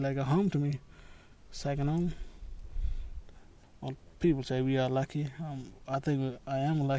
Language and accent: English; Halls Creek, Western Australia, Australia; from Halls Creek.